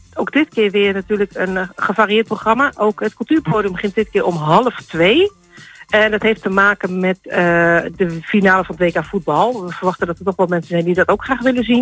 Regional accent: Turkey; accent: Turkish; mijn Turkse tongval

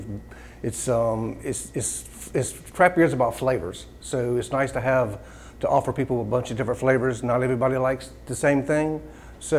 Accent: Morehead City, North Carolina, United States; I grew up in Moorhead. So I've lived here my entire life.

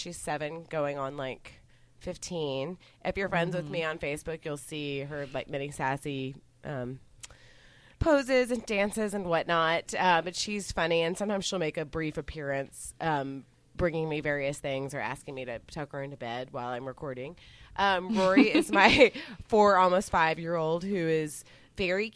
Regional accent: Dallas, Texas, United States; We're from Dallas. We're not from, like, West Texas.

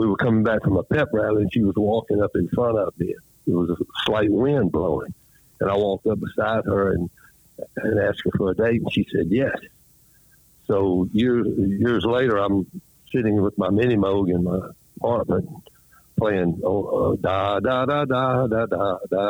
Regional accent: Greenville, Mississippi, United States; I grew up in Greenville, Mississippi, in the Mississippi Delta, right on the Mississippi River

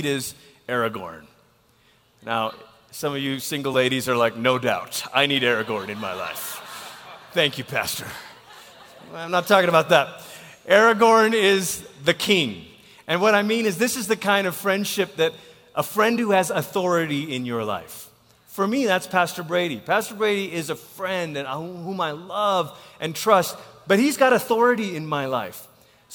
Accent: Malaysia; now in United States; I'm from Malaysia

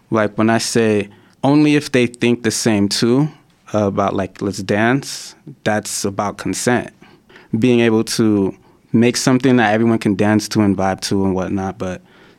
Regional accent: Haiti; My parents are, I'm originally from Haiti. My parents are Haitian, they're Christian.

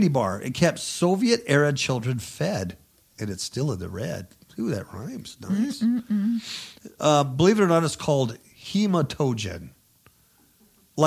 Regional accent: Hemet, California, United States; I'm from Hemet

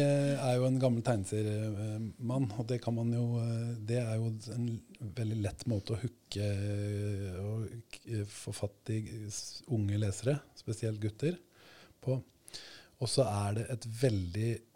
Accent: Sweden; now in Norway; jeg vokste opp i Sverige

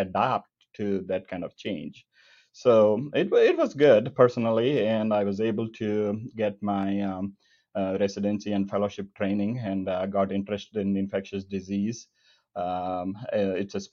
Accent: rural southern India, India; moved away as an adult; now in Kansas City, United States; I was born and brought up in rural southern India in a lower middle class family.

